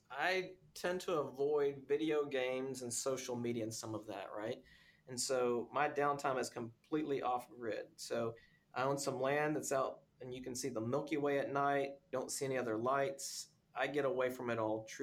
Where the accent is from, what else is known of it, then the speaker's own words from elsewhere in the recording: Texas, United States; Well, look, I'm a Texan.